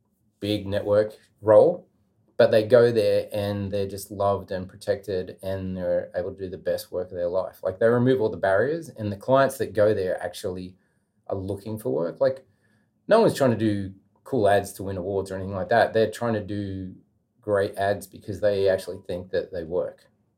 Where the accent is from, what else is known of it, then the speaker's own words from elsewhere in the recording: Australia; I'm coming from Australia and I want to work for free for a week.